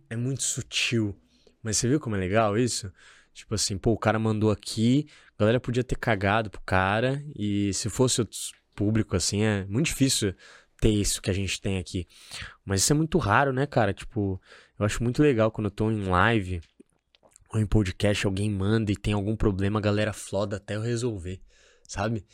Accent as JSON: {"language": "Portuguese", "region": "São Paulo", "country": "Brazil", "tie": "born or raised there", "moved": "as an adult", "lives_now": "Florianópolis, Brazil", "said": "Eu, por exemplo, hoje eu moro em Florianópolis. Uhum. Eu sou de São Paulo. Minha cultura é de São Paulo."}